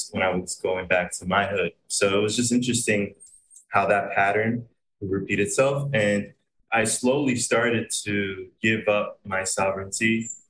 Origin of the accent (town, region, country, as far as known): Pennsylvania, United States; born or raised there; now in Puerto Rico